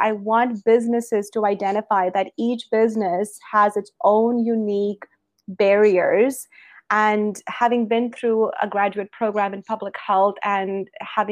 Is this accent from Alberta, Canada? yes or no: yes; Alberta, Canada; also born or lived in British Columbia; I'm from Alberta, Canada, and I have spent my whole life in public health and infectious diseases